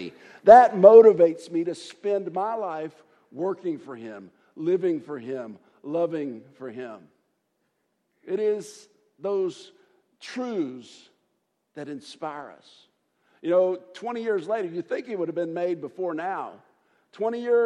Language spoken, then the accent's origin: English; United States; as an American.